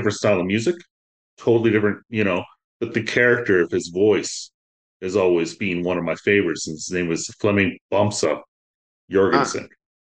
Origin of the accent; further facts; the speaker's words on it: North Denmark Region, Denmark; moved away; I was born in Denmark